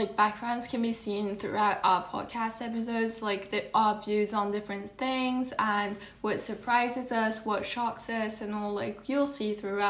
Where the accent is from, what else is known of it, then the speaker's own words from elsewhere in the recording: Turkey; now in Paris, France; I'm from Turkey.